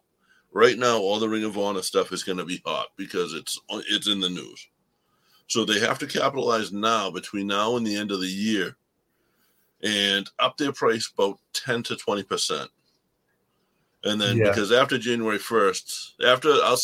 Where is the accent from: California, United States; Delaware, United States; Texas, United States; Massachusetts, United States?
Massachusetts, United States; Boston; accent: Boston; my Boston accent gets so damn thick.